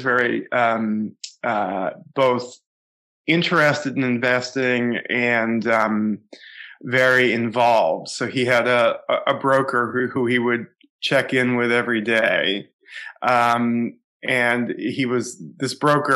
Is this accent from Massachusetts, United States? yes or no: yes; Boston, Massachusetts, United States; I grew up in in the Boston area, suburban Boston